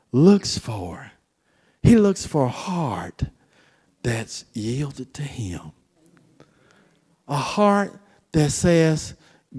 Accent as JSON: {"language": "English", "region": "Florida", "country": "United States", "said": "where I'm from Florida"}